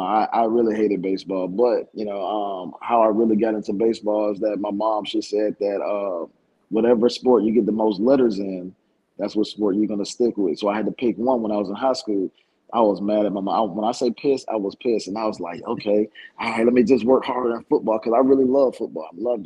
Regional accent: Raleigh, North Carolina, United States; But I grew up in Raleigh, North Carolina, but I grew up more in like the Lombard, Wagham area, but I was born in Raleigh, Wake County.

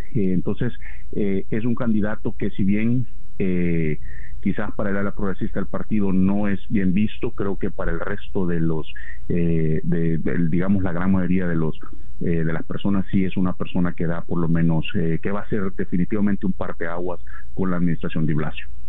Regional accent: Venezuela; en nuestro país

